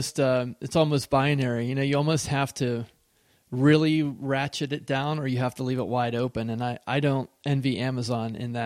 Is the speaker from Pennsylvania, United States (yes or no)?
yes; Pennsylvania, United States; But I grew up in Western Pennsylvania, and I had woods at the edge of my backyard